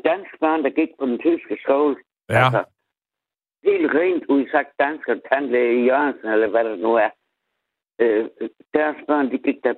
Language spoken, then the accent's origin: Danish; Southern Denmark, Denmark; Jeg kommer fra Harsel, jeg er ægte sønderjyske. Jeg er ægte bedst, jeg er ægte sønderjyske.